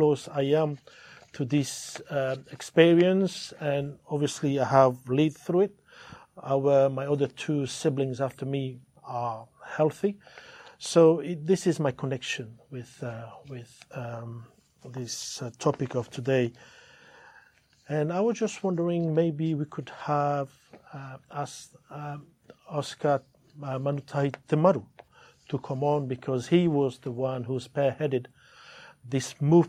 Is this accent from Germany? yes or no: no; French Polynesia; also born or lived in Mangareva; We have to move to Tahiti from Monga River when I was a year and a half. So it was for that reason my mom and my dad were very worried about what could happen to their children. And this is it. We grew up in Tahiti